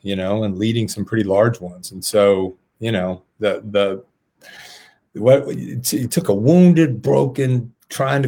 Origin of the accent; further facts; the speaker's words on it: south Cobb County, Georgia, United States; I grew up on the south side of Cobb County